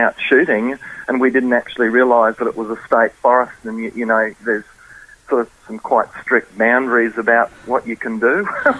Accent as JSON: {"language": "English", "country": "Indonesia", "tie": "born or raised there", "lives_now": "Australia", "said": "growing up in Indonesia, well, snakes are all over the place, and, you know, you get confronted with a snake, well, you kill the snake. Well, you sort of can't do that here in Australia."}